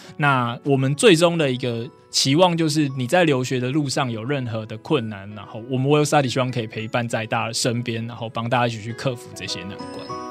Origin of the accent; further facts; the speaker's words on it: Taipei, Taiwan; 因为我是台北人，所以我其实嗯。从 国小一路到大学，我都没有离开过台北去哦，等于说住在常住天龙国里面就对了